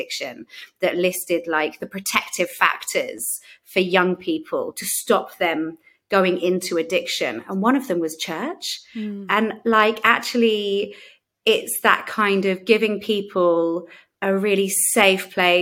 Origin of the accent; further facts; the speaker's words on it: London, United Kingdom; And I grew up in London, and I always say I grew up in London as if that makes a difference.